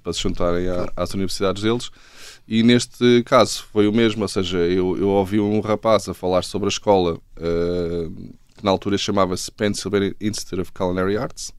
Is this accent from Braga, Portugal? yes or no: no; Carcavelos, Lisbon, Portugal; moved away; also born or lived in United States / Pittsburgh / London / Australia; sou de Carcavelos